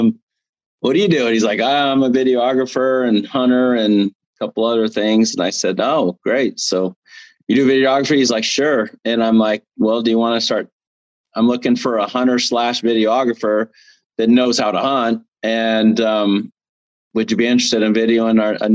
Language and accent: English; Arizona, United States; I'm originally from Arizona